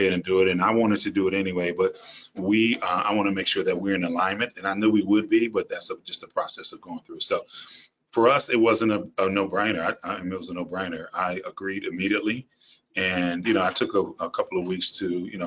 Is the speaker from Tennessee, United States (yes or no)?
yes; Memphis, Tennessee, United States; moved away as an adult; also born or lived in Texas / Boston, Massachusetts; now in New Orleans, United States; I'm from Memphis originally